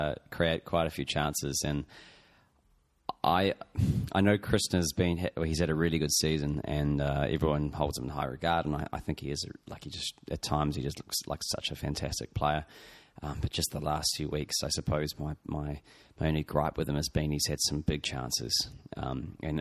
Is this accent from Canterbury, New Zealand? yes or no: yes; Christchurch, Canterbury, New Zealand; I'm from Christchurch in New Zealand